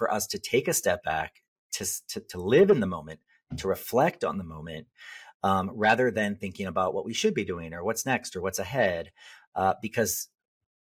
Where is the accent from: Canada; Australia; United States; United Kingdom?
United States; Southern Illinois; I grew up in Southern Illinois